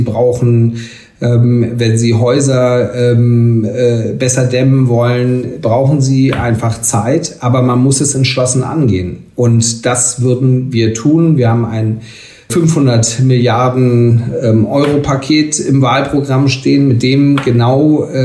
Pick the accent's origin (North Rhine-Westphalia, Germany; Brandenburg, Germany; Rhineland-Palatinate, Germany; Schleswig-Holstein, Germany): Schleswig-Holstein, Germany; aber in meinem Heimatland Schleswig-Holstein ähm, regieren wir jetzt seit mehreren Jahren in einer Jamaika-Koalition